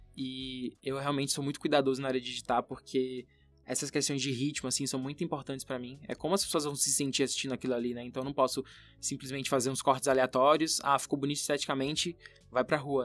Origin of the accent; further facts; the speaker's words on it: Brazil; Eu nunca saí do Brasil